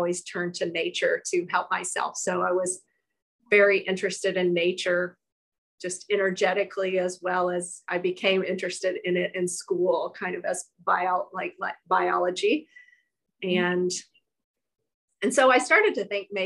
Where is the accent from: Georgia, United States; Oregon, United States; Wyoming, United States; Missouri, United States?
Georgia, United States; South; moved away as an adult; also born or lived in Durham, North Carolina; I grew up in South Georgia